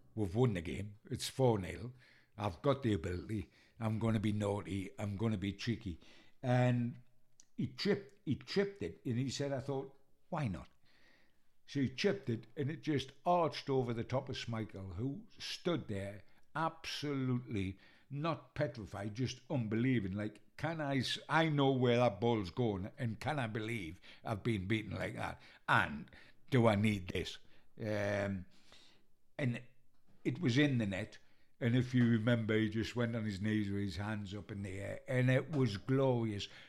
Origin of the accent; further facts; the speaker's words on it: Newcastle upon Tyne, North East England, United Kingdom; I'm a Geordie, and we were born into a number nine legend